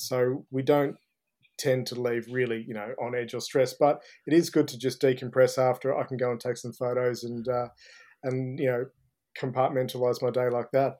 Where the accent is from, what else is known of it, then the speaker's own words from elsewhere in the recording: Ballarat, Victoria, Australia; now in Melbourne, Australia; growing up in Ballarat was uh, was a bit of fun. You know, I sort of left um, Boxing Day when I was 18